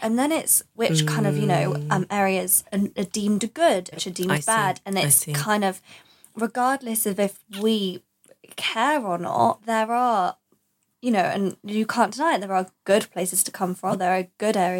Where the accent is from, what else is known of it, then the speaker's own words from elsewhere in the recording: East of England, United Kingdom; I'm contradicting myself because I'm not telling people I'm from Essex because I don't want them to think of me as like an Essex girl.